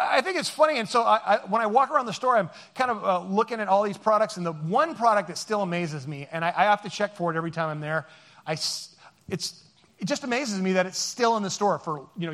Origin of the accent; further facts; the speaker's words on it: Seattle, Washington, United States; we are from Seattle